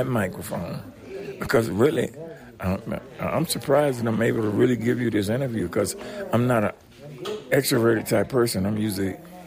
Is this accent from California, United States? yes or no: no; Florida, United States; moved away; also born or lived in Birmingham / Louisiana; I'm actually from Florida